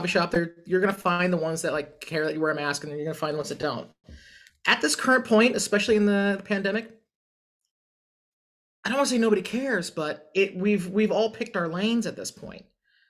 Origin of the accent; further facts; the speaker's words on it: California, United States; as a Californian, we think that's completely absurd.